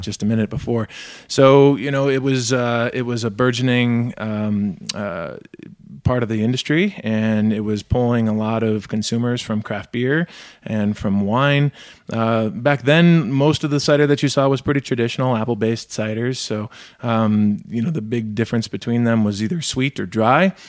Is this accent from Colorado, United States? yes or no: no; Michigan, United States; I grew up in Michigan too